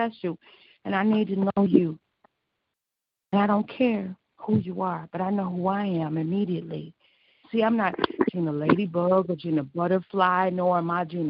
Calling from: Joliet, Illinois, United States; I'm calling from Joliet, Illinois

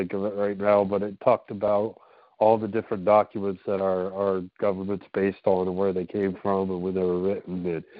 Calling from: Pennsylvania, United States

